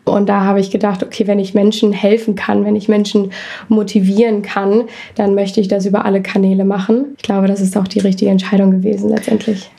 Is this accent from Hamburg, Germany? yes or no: yes; Hamburg, Germany; moved away; ich komme aus Hamburg